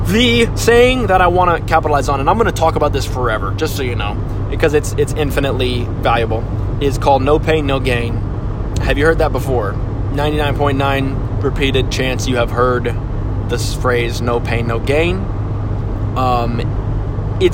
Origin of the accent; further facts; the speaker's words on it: Phoenix, Arizona, United States; I'm only from the West Side of Phoenix